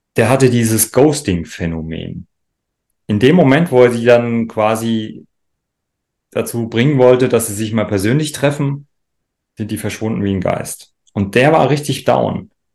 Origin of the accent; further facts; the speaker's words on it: Rhineland-Palatinate, Germany; ich komme ja aus dem Rheinland-Pfälzischen